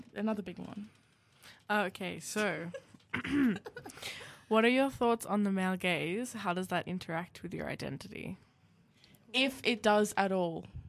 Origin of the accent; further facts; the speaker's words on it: Yamba, New South Wales, Australia; I am from Yamba, which is like five hours south of Newcastle.